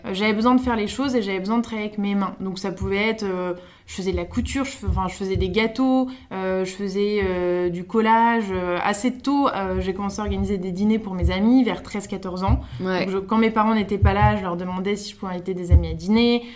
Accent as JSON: {"language": "French", "country": "France", "tie": "born or raised there", "also_born_or_lived": "Stockholm, Sweden", "said": "je suis née à Stockholm. Je suis arrivée en France quand j'avais 3 ans"}